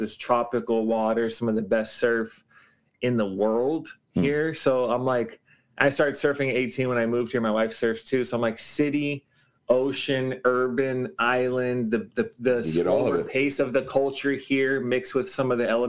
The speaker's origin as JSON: {"language": "English", "town": "Los Angeles", "region": "California", "country": "United States", "tie": "born or raised there", "moved": "as an adult", "lives_now": "Honolulu, United States", "said": "I grew up in Los Angeles and moved here at 18."}